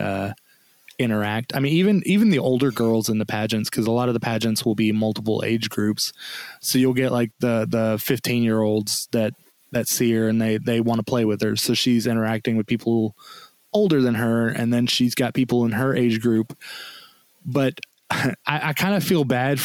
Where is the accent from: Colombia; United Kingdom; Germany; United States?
United States; the South; I was raised in the South